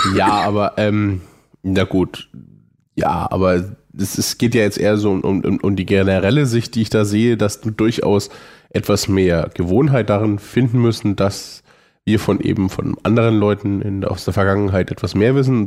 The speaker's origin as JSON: {"language": "German", "region": "Franconia", "country": "Germany", "said": "Bin Franke"}